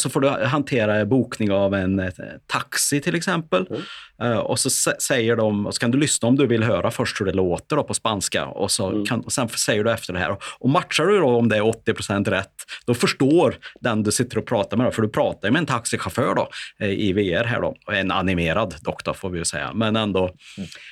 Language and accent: Swedish; Värmland, Sweden; accent: Värmland dialect (värmländska); vår kombination av både värmländska och skånska